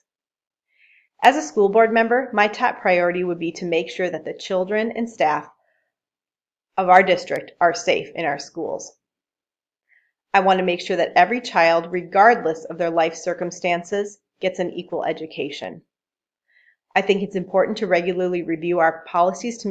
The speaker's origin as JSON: {"language": "English", "town": "New Brighton", "region": "Minnesota", "country": "United States", "tie": "born or raised there", "lives_now": "Buffalo, United States", "said": "I grew up in New Brighton, Minnesota, and graduated from Irondale High School"}